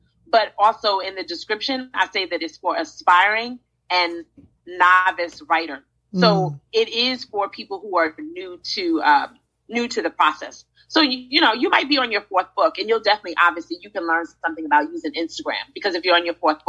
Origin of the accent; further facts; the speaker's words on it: New York City, New York, United States; now in Charlotte, United States; I'm from Brooklyn, so I always root for Brooklyn